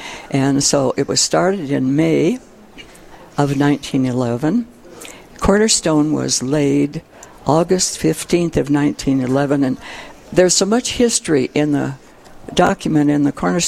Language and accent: English; Sturgis, South Dakota, United States; also born or lived in Stoneville; I was born actually in Sturgis, and my family operated a general store north of Sturgis in a little town called Stoneville. And there were six of us in the family, and in 1939, the family moved to Sturgis